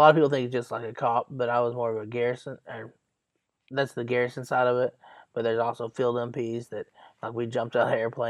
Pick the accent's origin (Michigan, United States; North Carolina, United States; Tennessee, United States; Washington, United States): Tennessee, United States; East; And I was raised in East Tennessee until I was 18 years old.